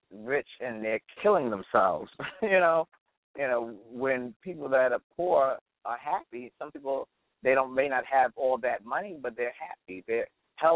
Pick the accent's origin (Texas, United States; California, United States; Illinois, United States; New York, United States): New York, United States; New York City; I am definitely from Brooklyn, New York, and I'm definitely a New Yorker